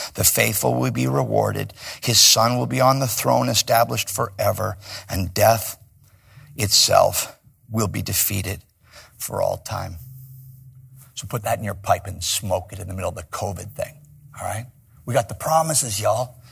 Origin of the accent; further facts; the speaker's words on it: Chicago, Illinois, United States; now in Los Angeles, United States; I'm from Chicago.